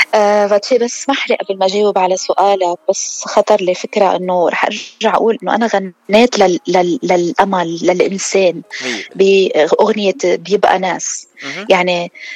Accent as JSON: {"language": "Arabic", "country": "Lebanon", "said": "نحن دايماً بلبنان عنا طرطوشة أكتر"}